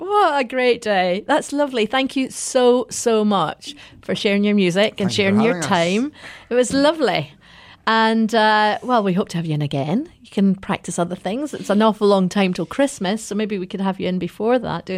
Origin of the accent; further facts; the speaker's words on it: Scotland, United Kingdom; now in Luxembourg; we're all Scottish.